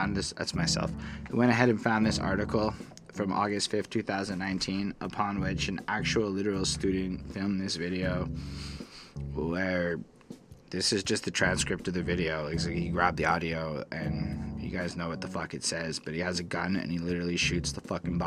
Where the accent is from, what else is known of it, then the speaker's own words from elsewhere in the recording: Canada; I'm a Canadian liberal. In my 30s, I'm still a Canadian liberal